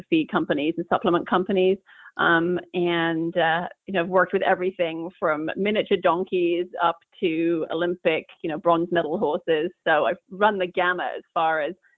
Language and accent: English; England, United Kingdom; now in Northern California, United States; I grew up in England